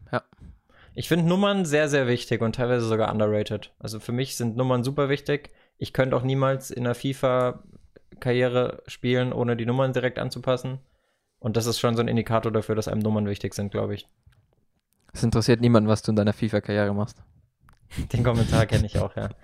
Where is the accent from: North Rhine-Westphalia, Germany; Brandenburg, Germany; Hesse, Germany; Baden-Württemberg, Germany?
Baden-Württemberg, Germany; Karlsruhe; dass ich den Satz mal sage als Karlsruher